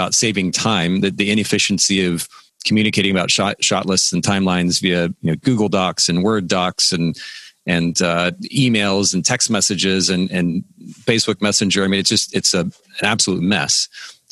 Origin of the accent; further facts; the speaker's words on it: Japan; now in Chattanooga, United States; I grew up in Japan